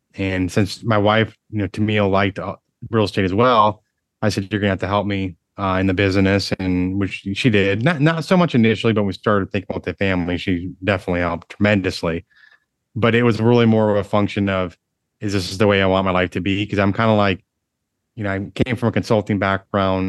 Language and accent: English; Michigan, United States; moved away as an adult; now in Dallas, United States; I grew up in Michigan, uh, one of seven kids